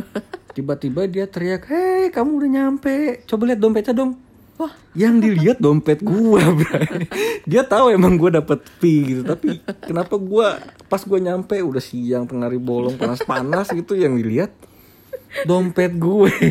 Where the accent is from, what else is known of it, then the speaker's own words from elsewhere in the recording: Jakarta, Indonesia; gue orang Betawi